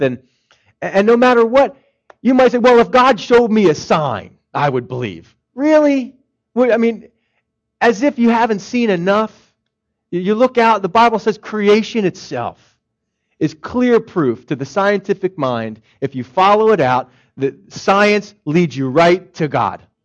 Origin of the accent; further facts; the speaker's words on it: Philadelphia, Pennsylvania, United States; moved away; I'm from Philadelphia